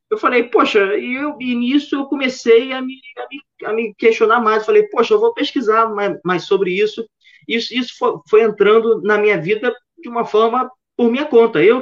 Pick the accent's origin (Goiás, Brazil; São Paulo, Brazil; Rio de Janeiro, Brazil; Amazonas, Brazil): Rio de Janeiro, Brazil; Então, cara, eu sou, eu acho que pelo meu sotaque, vocês já devem ter reparado que eu sou do, do Rio de Janeiro, sou carioca, nasci